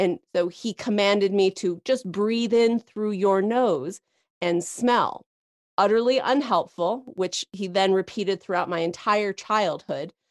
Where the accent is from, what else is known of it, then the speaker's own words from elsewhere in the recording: Santa Fe, New Mexico, United States; I grew up in Santa Fe, New Mexico